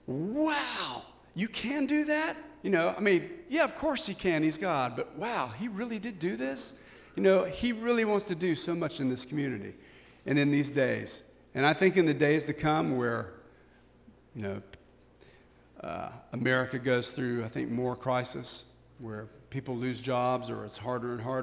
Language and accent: English; United States; we're so American